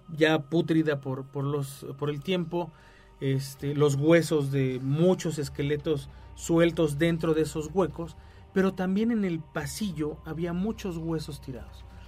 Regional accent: Mexico

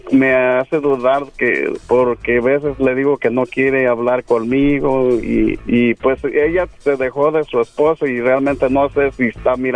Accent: Guadalajara, Jalisco, Mexico; yo soy de Guadalajara.

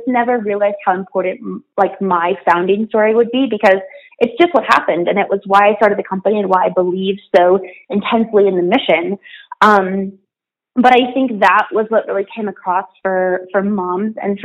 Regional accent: Wyoming, United States; now in New York City, United States; So I'm from Wyoming, which is not a super diverse place. But I recently moved to New York City

